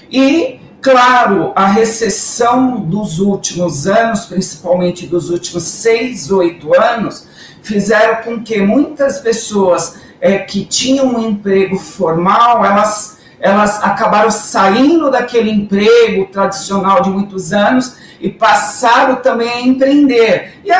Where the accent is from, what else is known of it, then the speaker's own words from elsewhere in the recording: Guarulhos, São Paulo, Brazil; por algo que eu nunca tinha feito por Guarulhos, minha cidade natal.